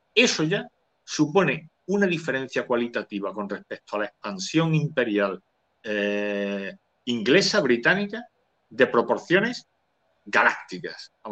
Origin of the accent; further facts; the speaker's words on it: Spain; soy español y yo tengo mucho que aportar, mis antepasados aportaron mucho al mundo